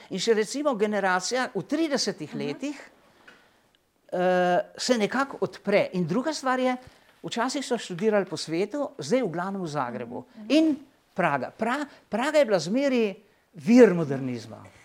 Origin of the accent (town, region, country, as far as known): Slovenia